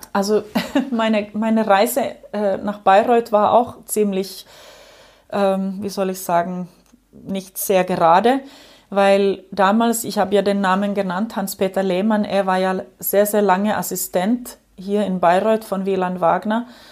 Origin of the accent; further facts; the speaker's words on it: Ostrobothnia, Finland; German is a second language; moved away; ich bin in der Gegend aufgewachsen, an der Westküste, also in Österbotten